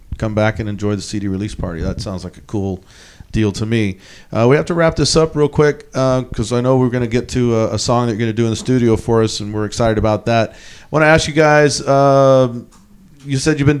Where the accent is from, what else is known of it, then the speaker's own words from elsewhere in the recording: Texas, United States; moved away; I'm from Texas